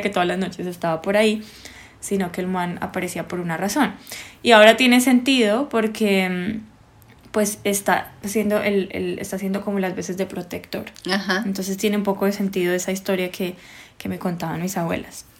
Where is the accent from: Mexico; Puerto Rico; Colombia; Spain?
Colombia; las dos somos colombianas